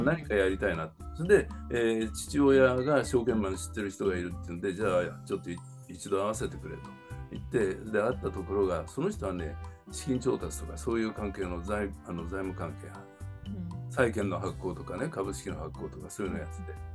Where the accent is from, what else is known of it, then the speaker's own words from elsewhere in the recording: Tokyo, Japan; also born or lived in New York, United States / São Paulo, Brazil; 生まれは東京都の目黒区ですね、まあ、区立の小学校行って、区立の中学行って、えー、それから地元の高校に行って